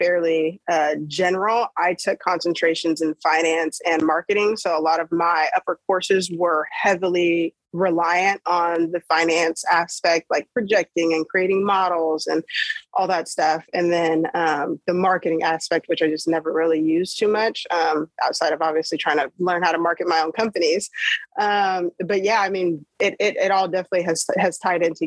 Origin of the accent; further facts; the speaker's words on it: Federal Way, Washington, United States; I guess I'm from Federal Way, Washington